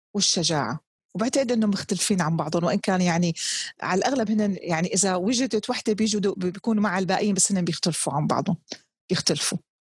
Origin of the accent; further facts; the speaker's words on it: Damascus, Damascus Governorate, Syria; now in Jeddah, Saudi Arabia; كوني نشات في دمشق